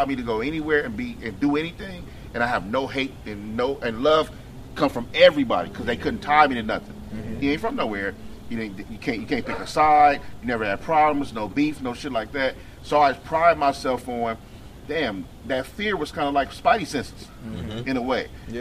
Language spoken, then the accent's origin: English; Los Angeles, California, United States; Because of where I grew up, who I was raised around, Watts, California